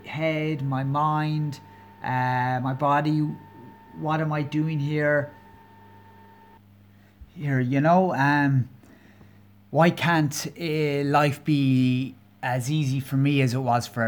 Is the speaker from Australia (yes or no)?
no; County Kerry, Munster, Ireland; now in Dublin, Ireland; I'm Irish, I'm from Ireland, I'm originally from a county called Kerry. So there might be a twinge to my accent, and I'm living in Dublin, the capital.